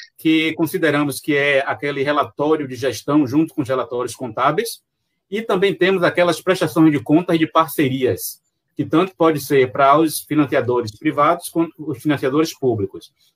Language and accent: Portuguese; Salvador, Bahia, Brazil; accent: baiano; sou de Salvador, Bahia